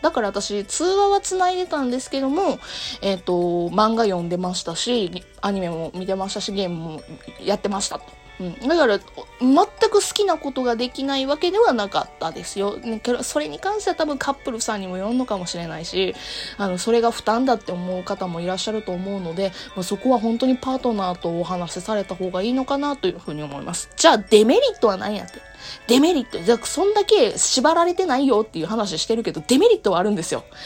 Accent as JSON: {"language": "Japanese", "region": "Kansai", "country": "Japan", "accent": "Kansai-ben", "said": "私、関西弁などもあって"}